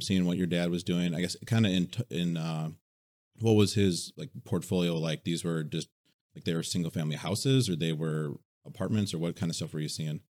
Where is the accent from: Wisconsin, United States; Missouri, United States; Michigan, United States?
Wisconsin, United States